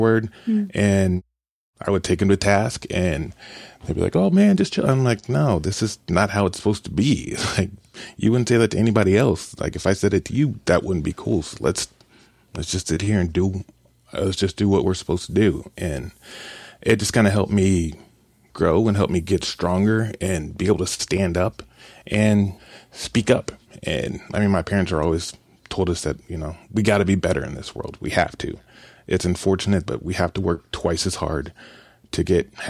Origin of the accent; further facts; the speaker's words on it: Kansas City, United States; now in Columbia, United States; I grew up in Kansas City